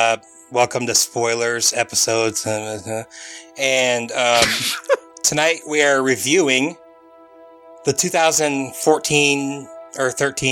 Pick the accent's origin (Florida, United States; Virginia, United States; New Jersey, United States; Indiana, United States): Indiana, United States; Fort Wayne; I am from Fort Wayne. I live in Fort Wayne.